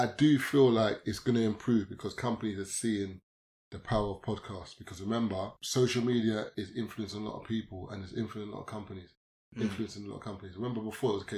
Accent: London, United Kingdom; I'm from East, but I went to school in South.

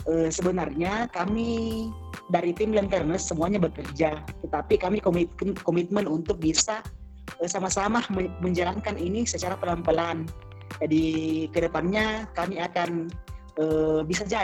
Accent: Makassar, South Sulawesi, Indonesia; Karena kebetulan kan saya dari Makassar, gerbang dari Indonesia Timur

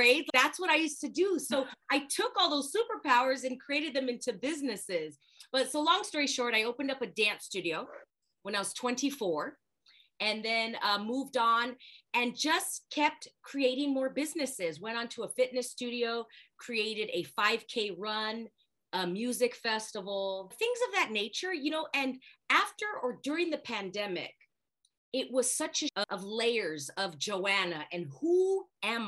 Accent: Los Angeles, California, United States; born and raised in Los Angeles.

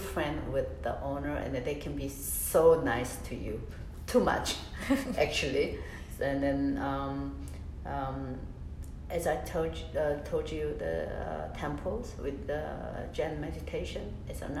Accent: Seoul, South Korea; I was born in Gangnam.

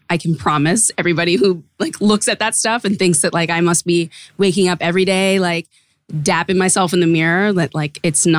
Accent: Boston, Massachusetts, United States; moved away; Boston was a really weird place, honestly, to grow up being a hyphenated person.

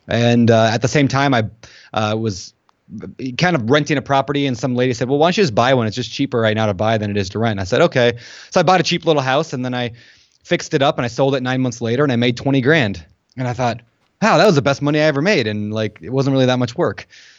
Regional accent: Minnesota, United States; moved away as an adult; also born or lived in Colorado; So I was born in Minnesota, grew up there, left as quickly as I could in college. I couldn't handle the snow or the mosquitoes, so I moved out to the West Coast.

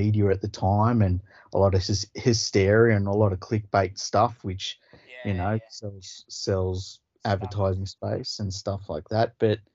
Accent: Australia; I'm Australian.

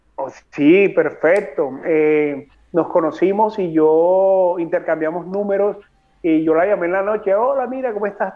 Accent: Colombia; moved away as an adult; now in Madrid, Spain; salí de, de Bogotá el 30 de octubre llegué acá a Madrid el 31

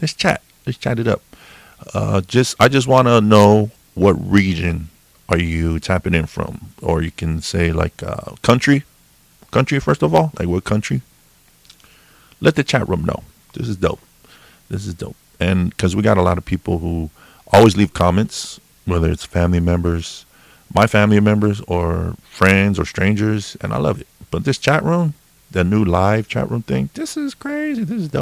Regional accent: California, United States; now in Washington, United States; Me and my wife, originally, yeah, we grew up in Cali, grew up in California. But now we're Washingtonians.

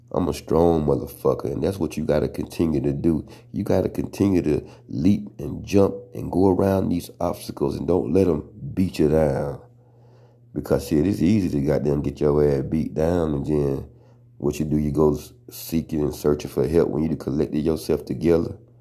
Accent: the South, United States; accent: country; I'm from the South

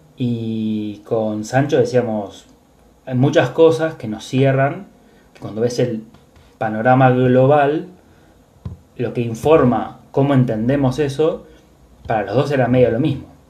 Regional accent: Buenos Aires, Argentina; mi ser porteño, de, ser argentino

